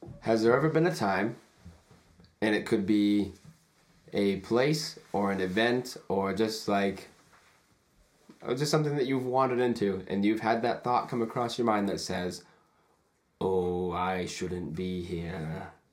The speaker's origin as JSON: {"language": "English", "region": "Maine", "country": "United States", "moved": "yes", "said": "I'm fresh from Maine."}